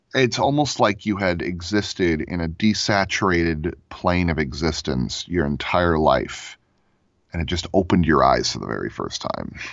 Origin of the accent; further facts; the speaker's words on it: Florida, United States; now in Lakewood, United States; I grew up in Florida, um, on a sailboat. I lived there for about twelve years